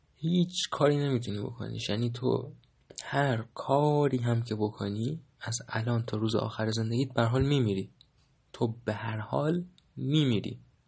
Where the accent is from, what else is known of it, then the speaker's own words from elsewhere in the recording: Iran; من در ایران زمین زاده شدم و در ایران زمین 1300 و فلان زاده شدم